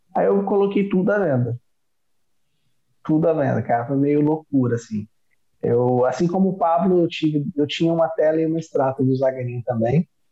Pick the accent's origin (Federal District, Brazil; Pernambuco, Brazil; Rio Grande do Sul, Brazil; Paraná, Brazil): Federal District, Brazil; Brasília; moved away; also born or lived in Northeast Brazil; Eu sou de Brasília